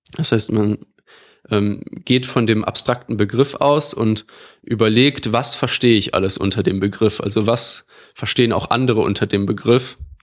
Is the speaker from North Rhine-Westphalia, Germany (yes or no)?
yes; Düsseldorf, North Rhine-Westphalia, Germany; moved away as an adult; also born or lived in Bonn / Madrid; now in Berlin, Germany; ich komme aus Düsseldorf